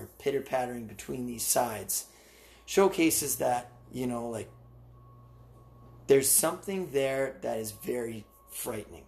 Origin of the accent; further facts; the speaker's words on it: Canada; we're Canadian